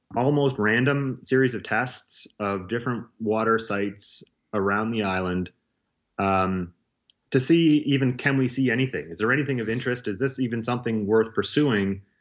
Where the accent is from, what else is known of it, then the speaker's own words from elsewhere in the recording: Nova Scotia, Canada; I grew up in Nova Scotia